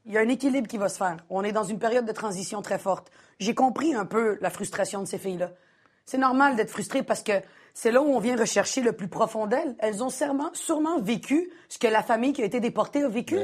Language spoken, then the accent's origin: French; Montreal, Quebec, Canada; J'ai grandi à Montréal-Nord.